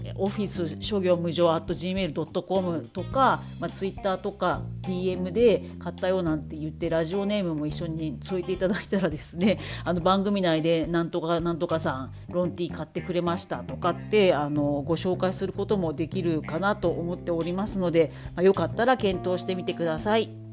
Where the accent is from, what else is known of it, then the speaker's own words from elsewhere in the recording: Kanto, Japan; 私みたいなぼやっとした関東の人間